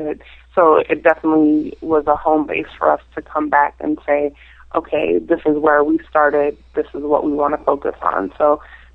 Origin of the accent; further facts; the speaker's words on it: Minnesota, United States; moved away as an adult; now in Washington, D.C., United States; I'm originally from Minnesota, so being in Washington, D.C. for the past 14 and a little over 14 years